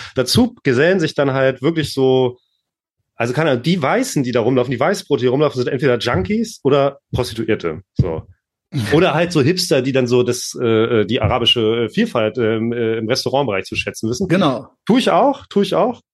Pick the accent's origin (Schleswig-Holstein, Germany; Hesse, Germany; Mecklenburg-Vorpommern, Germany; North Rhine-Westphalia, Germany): Schleswig-Holstein, Germany; Lübeck; moved away; also born or lived in Hamburg; ich bin ja im Norden aufgewachsen und äh, als kleiner Punk oder als später als Autonomer ist man natürlich dann immer nach Hamburg gefahren. In Lübeck war ja nicht so viel los.